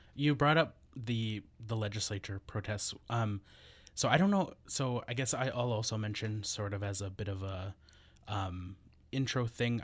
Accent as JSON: {"language": "English", "region": "northern Alberta", "country": "Canada", "tie": "born or raised there", "moved": "as an adult", "lives_now": "Victoria, Canada", "said": "I'm not from Victoria originally. I w, grew up in Treaty Eight territory in northern Alberta."}